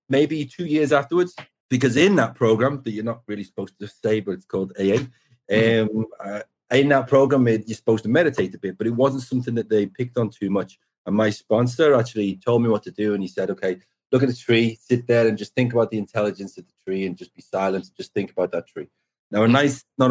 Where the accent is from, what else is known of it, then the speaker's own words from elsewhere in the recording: Liverpool, North West England, United Kingdom; also born or lived in Formby; I'm from Liverpool. I grew up just outside of Liverpool, like 30 miles down the road in a place called Formby